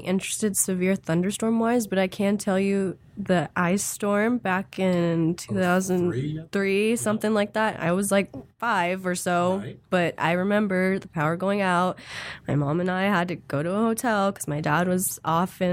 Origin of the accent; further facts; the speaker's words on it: Olathe, Kansas, United States; I grew up here in Kansas City, from Olathe